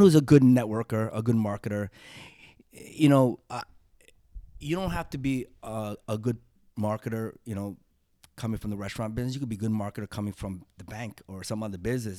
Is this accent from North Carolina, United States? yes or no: no; New York, United States; growing up in New York